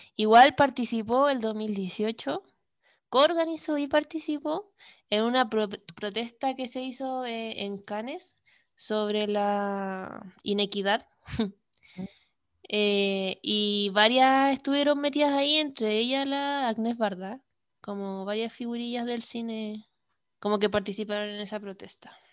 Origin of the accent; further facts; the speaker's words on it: Iquique, Tarapacá, Chile; Iquique, Chile, mi ciudad natal